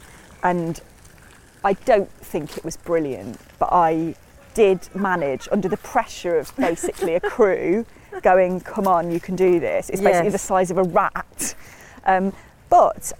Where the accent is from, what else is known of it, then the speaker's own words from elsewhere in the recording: Matlock, East Midlands, United Kingdom; also born or lived in Hull / Cheshunt, Hertfordshire; I moved there when I was six, so I sort of do consider it the place I grew up, really. I was born in Hull and then moved to Cheshunt in Hertfordshire when I was two, then moved to Matlock when I was six. So I do really consider it my hometown